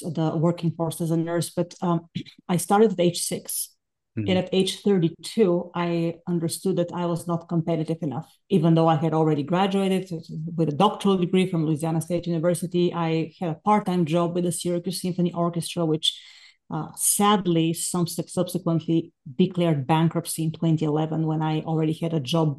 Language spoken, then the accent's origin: English; Bulgaria; moved away as an adult; now in United States; I'm from Bulgaria originally. I came to the States in 2000 to earn my master's and doctoral degrees in violin